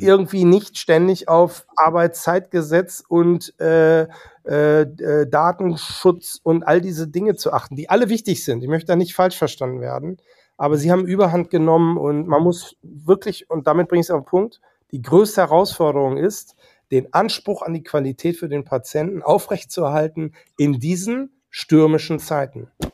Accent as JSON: {"language": "German", "region": "North Rhine-Westphalia", "country": "Germany", "moved": "yes", "lives_now": "Hamburg, Germany", "said": "auch ich komme aus NRW"}